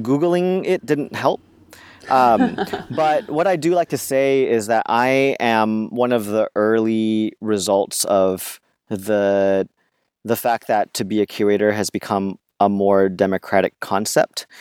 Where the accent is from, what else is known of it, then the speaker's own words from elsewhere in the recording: California, United States; growing up in California and in a very diverse neighborhood